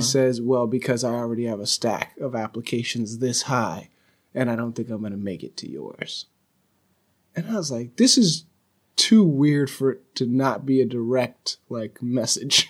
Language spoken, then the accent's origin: English; California, United States; I'm from California